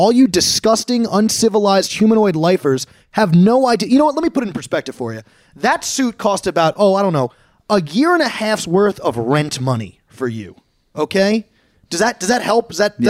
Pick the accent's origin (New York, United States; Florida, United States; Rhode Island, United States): New York, United States; Plainview; Where I come from, Plainview, Island, New York, the greatest place in the world